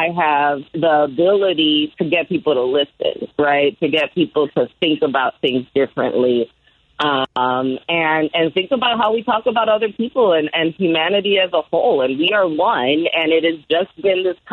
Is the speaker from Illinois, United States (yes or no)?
yes; Chicago, Illinois, United States; born or raised there; also born or lived in New Orleans, Louisiana